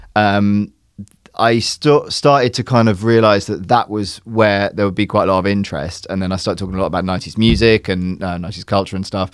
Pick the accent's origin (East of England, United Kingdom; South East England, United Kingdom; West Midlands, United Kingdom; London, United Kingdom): South East England, United Kingdom; Surrey; I grew up in England, I grew up in Surrey